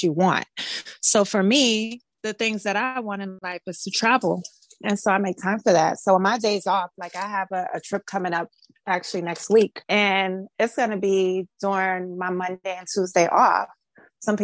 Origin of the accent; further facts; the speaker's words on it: Miami, Florida, United States; I am from Miami, Florida. I was born and raised here